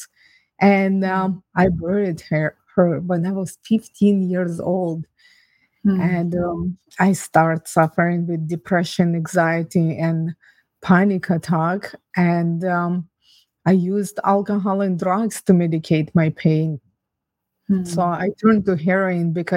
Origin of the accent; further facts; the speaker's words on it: Ukraine; now in Canada; I was born and raised in Ukraine